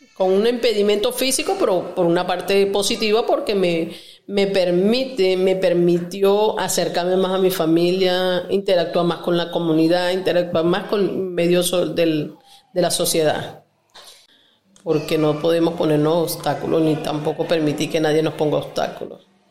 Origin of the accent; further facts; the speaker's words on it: Torres municipality, Lara, Venezuela; moved away as an adult; now in Ecuador; soy de Venezuela, del estado Lara, municipio Torre. Actualmente me encuentro en Ecuador.